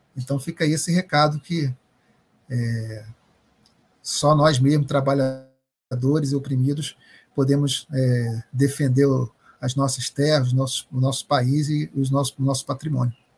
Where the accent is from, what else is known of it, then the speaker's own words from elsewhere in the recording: Bahia, Brazil; Salvador, Bahia, minha terra. Não Salvador, mas a Bahia